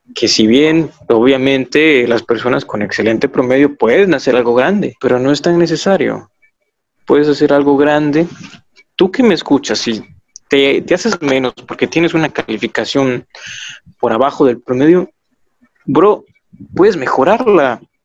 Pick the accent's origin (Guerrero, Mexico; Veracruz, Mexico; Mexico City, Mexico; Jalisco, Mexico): Guerrero, Mexico; Acapulco; Soy del puerto de Acapulco